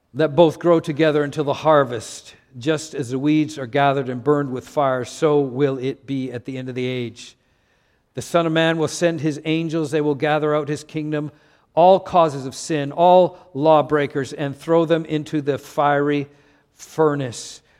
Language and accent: English; Canada; moved away; I'm from Canada.